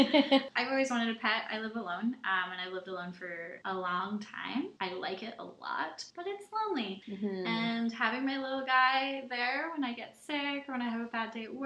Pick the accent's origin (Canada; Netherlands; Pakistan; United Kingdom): Canada; Okanagan, British Columbia; I grew up in the Okanagan